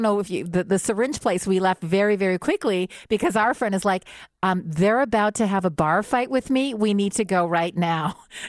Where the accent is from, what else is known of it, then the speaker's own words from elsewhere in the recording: Canada; And because we're Canadian, we don't do that.